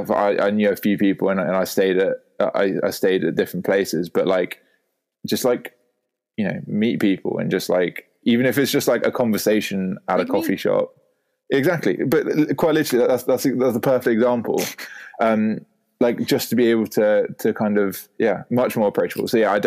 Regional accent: United Kingdom; accent: posh; within the UK, my accent does get taking the piss out of quite a lot because of if I'm in it's just a very classically I don't know well-educated like posh accent as it were.

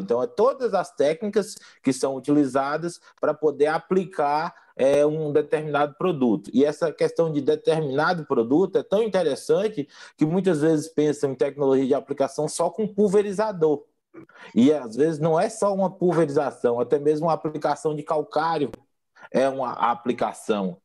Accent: Bahia, Brazil; moved away; also born or lived in Mato Grosso do Sul / Goiás; sou baiano de nascimento

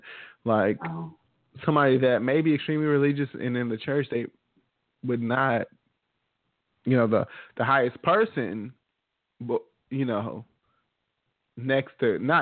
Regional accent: United States; we're American. We're American

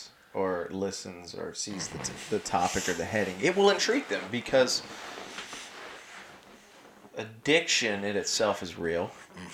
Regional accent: the South, United States; I grew up in the South

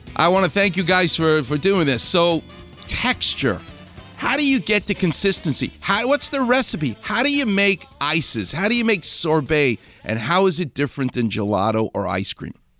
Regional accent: New York City, New York, United States; Far Rockaway, where where I'm from.

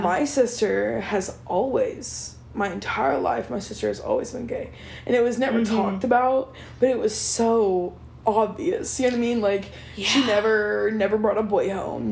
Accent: Blair, Oklahoma, United States; moved away; I grew up in Blair, Oklahoma, which is, like, right outside of Altus

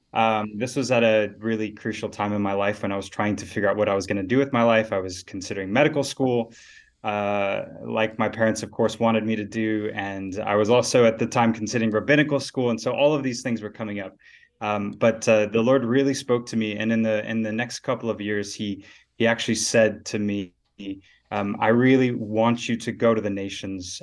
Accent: Dallas, Texas, United States; moved away as an adult; now in South Africa; grew up in Texas in the north, so Dallas-Fort Worth area.

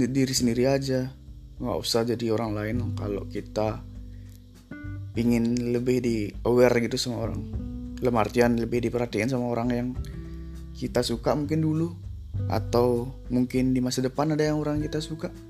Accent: Bali, Indonesia; Orang kita dari Bali juga.

